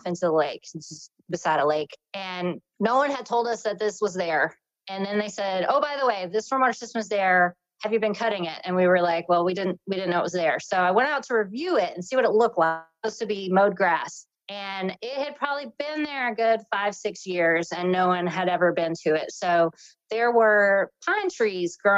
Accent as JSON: {"language": "English", "region": "North Carolina", "country": "United States", "said": "I'm from North Carolina. I've lived here most of my life"}